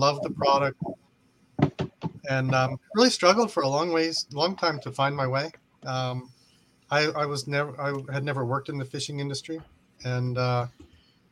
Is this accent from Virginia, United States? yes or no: yes; Virginia, United States; moved away as an adult; also born or lived in Japan; I grew up in Virginia. That's where I live now